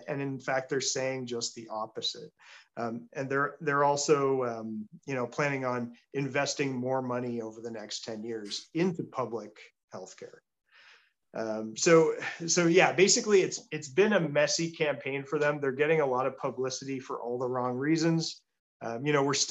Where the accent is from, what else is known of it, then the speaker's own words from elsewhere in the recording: Peterborough, Ontario, Canada; my hometown of Peterborough